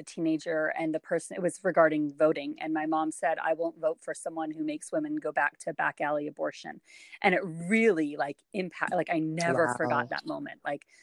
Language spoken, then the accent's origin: English; West Coast, United States; moved away as an adult; also born or lived in St. Louis, Missouri; I was raised on the West Coast